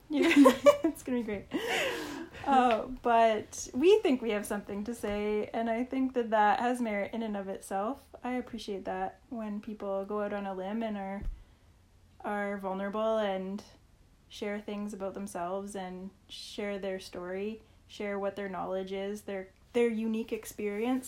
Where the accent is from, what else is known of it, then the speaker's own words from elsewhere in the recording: Saskatchewan, Canada; I grew up in Saskatchewan